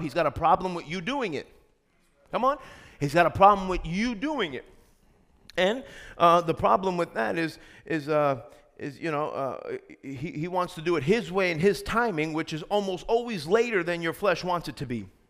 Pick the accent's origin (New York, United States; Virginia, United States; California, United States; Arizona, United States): New York, United States; I'm from New York